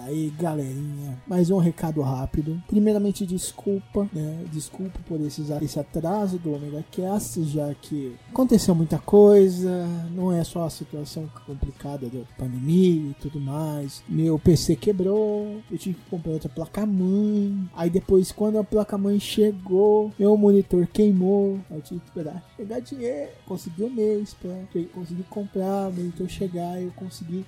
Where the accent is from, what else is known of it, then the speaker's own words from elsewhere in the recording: Barueri, São Paulo, Brazil; na cidade onde eu nasci, Barueri